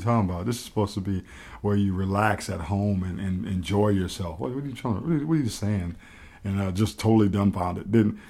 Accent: New Orleans, Louisiana, United States; We grew up in the Calliope Projects in New Orleans, and so my mom thought it would be a great idea if she took me out of the environment and didn't let me get too caught up in it.

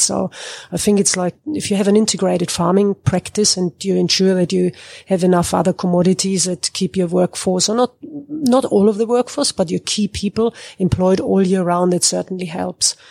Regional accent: Germany; moved away as an adult; now in Northern Territory, Australia; I come from Germany. I studied agricultural engineering in Germany

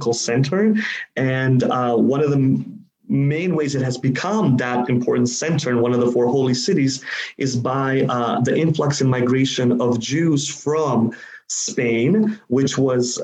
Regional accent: Uzbekistan; I'm from Uzbekistan. That's where I was born

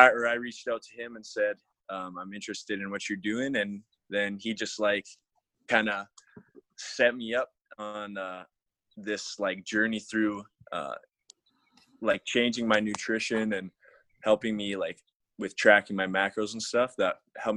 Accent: Alberta, Canada; I'm from Alberta, Canada.

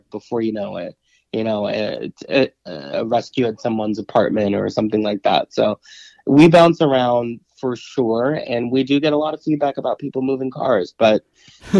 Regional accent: Chicago, Illinois, United States; I was born and raised in Chicago

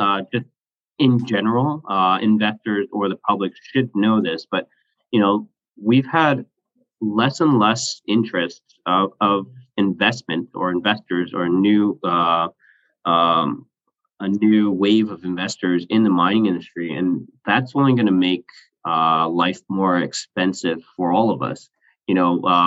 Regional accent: Canada; I'm Canadian

